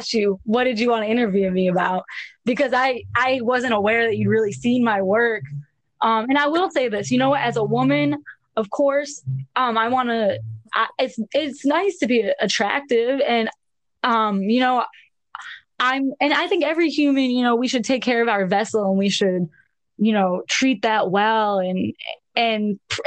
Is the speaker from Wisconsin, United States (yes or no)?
no; Buffalo, New York, United States; I'm from Buffalo, New York.